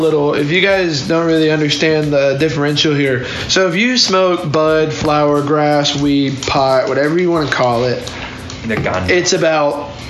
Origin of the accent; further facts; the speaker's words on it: Alabama, United States; moved away; I'm actually from Alabama